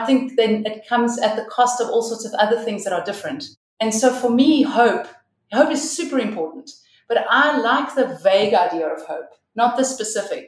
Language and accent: English; South Africa; as a white woman growing up in South Africa during the transition